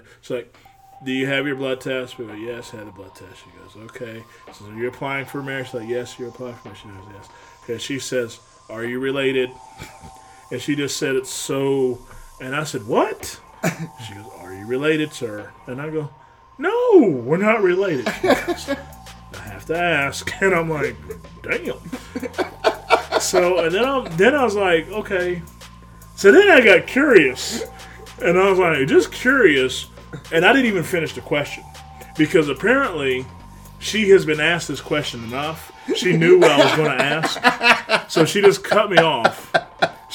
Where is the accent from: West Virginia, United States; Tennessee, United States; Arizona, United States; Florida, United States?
West Virginia, United States; my home state